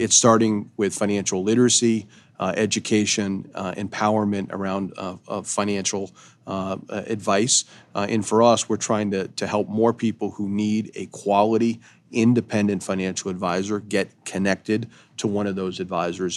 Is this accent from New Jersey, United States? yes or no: no; Eastport, Maine, United States; Eastport is the easternmost point in the United States, happens to be my hometown